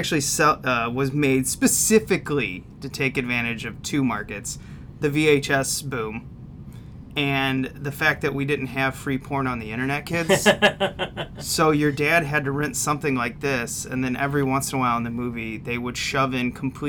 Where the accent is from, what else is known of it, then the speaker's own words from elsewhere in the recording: Midwest, United States; We're from the Midwest.